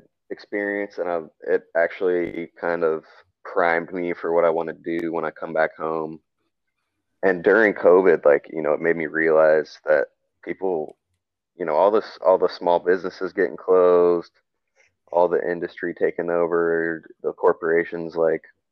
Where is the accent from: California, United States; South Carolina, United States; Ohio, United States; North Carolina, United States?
North Carolina, United States; moved away as an adult; also born or lived in Boulder, Colorado / Dumaguete, Philippines; now in Philippines; we had vegetable garden and stuff growing up in North Carolina